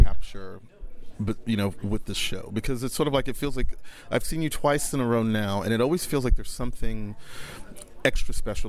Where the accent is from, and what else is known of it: Galveston, Texas, United States